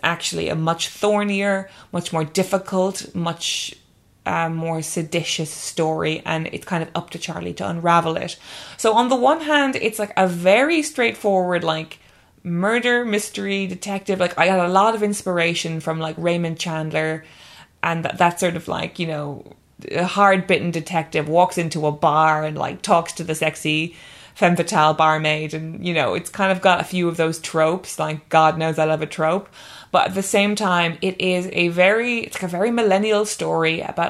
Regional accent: Ireland; now in England; that's definitely how I feel as an Irish person, and definitely how I've felt over the years as an Irish person living in England

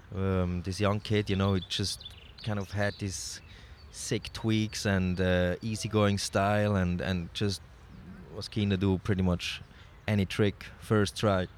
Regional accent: Switzerland; I'm from Switzerland

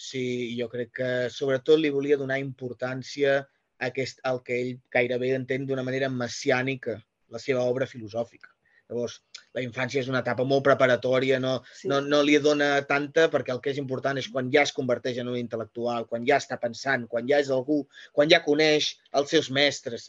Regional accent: Figueres, Catalonia, Spain; jo sóc de Figueres

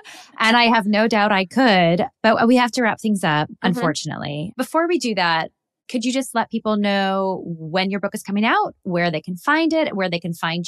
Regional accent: Midwest, United States; I grew up in the Midwest

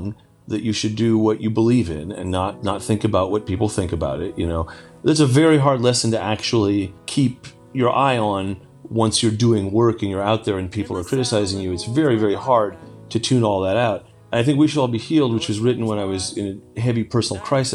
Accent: California, United States; I grew up in California

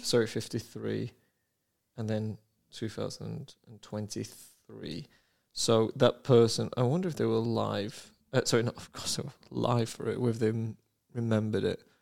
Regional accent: United Kingdom; I am British

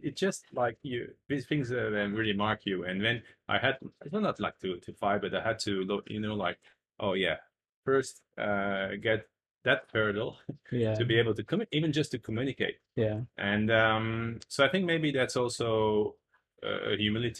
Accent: France; moved away as an adult; also born or lived in China; I grew up in France

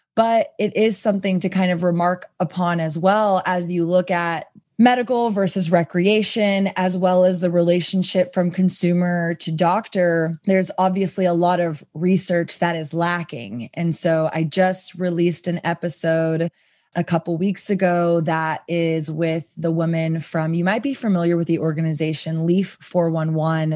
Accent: Texas, United States; I come from Texas

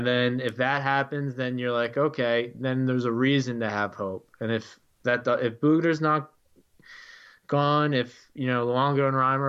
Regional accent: Philadelphia, Pennsylvania, United States; I'm from Philadelphia

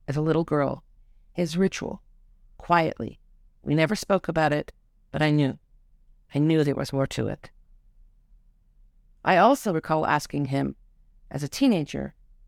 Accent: Toronto, Ontario, Canada; now in Israel; in the suburban Toronto neighborhood where I lived as a young child

